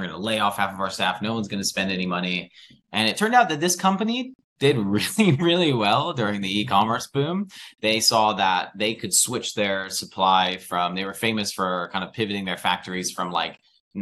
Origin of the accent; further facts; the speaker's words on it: United States; now in United Kingdom; as an American.